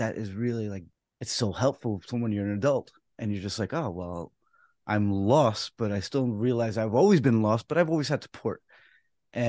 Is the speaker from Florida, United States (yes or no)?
no; New York City, New York, United States; I was born in the Bronx